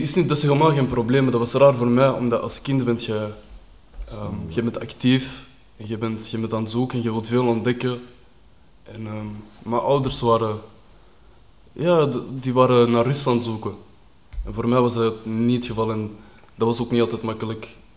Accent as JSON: {"language": "Dutch", "town": "Kruibeke", "region": "Flanders", "country": "Belgium", "tie": "born or raised there", "also_born_or_lived": "Beveren / Linkeroever, Antwerp", "said": "ik ben dan verhuisd op jonge leeftijd naar uh, Kruibeke. Zijn we daar gaan wonen, ben ik daar opgegroeid."}